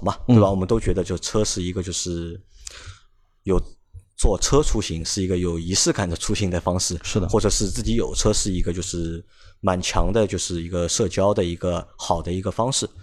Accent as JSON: {"language": "Chinese", "country": "China", "said": "我们中国人"}